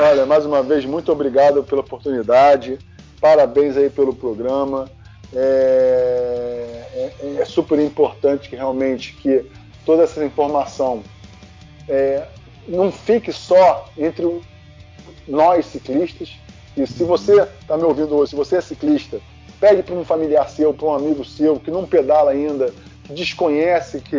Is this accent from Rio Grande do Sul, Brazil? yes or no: no; Rio de Janeiro, Brazil; Aí o pessoal uhum. de Jacarepaguá me ligando, aí eu falei, ah, eu sou de Jacarepaguá, aí eu tenho um grupo tal.